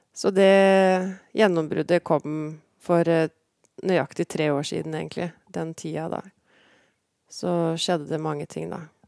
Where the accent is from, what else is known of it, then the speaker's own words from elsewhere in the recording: Porsgrunn, Vestfold og Telemark, Norway; also born or lived in Kragerø / Skien; Jeg ble født i Porsgrunn og vokste opp i Porsgrunn